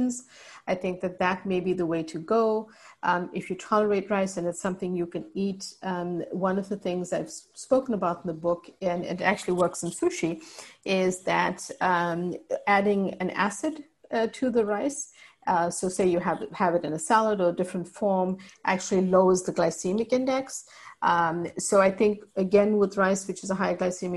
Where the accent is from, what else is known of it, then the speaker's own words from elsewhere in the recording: South Africa; moved away; So I'm part Indian, but raised in South Africa